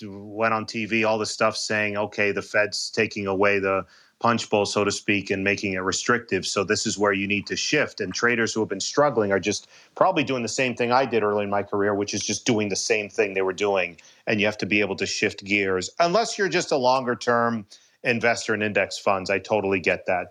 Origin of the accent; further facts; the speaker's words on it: Boston, Massachusetts, United States; I grew up in Boston.